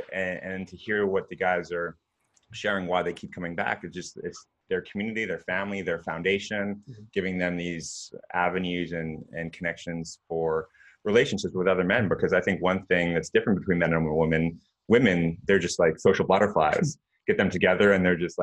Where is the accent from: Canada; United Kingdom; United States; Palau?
Canada; I'm Canadian